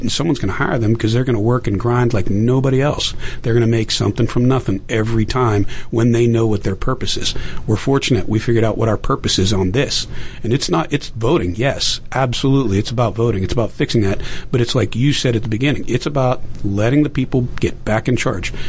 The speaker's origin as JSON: {"language": "English", "town": "Pittsburgh", "region": "Pennsylvania", "country": "United States", "tie": "born or raised there", "said": "I grew up in Pittsburgh"}